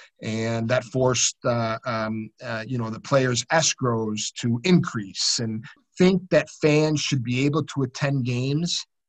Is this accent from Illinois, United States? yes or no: yes; Chicago, Illinois, United States; a passion for basketball as a child growing up in Chicago.